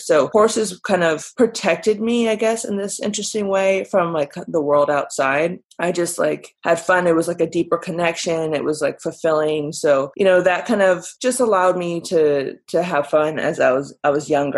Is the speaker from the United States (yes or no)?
yes; Burbank, California, United States; I was born and raised in California, Southern California, but I really grew up in Burbank